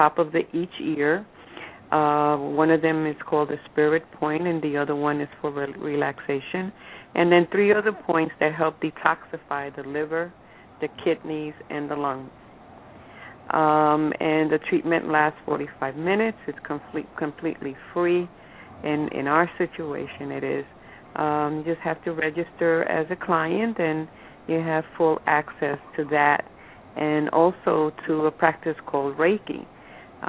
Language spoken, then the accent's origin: English; New York City, New York, United States; also born or lived in Puerto Rico; I've been in the city since I was 4 years